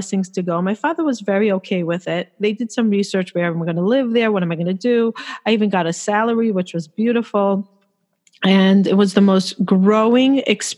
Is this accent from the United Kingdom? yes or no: no; Jerusalem, Jerusalem District, Israel; moved away as an adult; also born or lived in United States; now in New York, United States; I was born in the States, but I moved to Israel. I grew up in Israel. I moved there when I was 2 years old.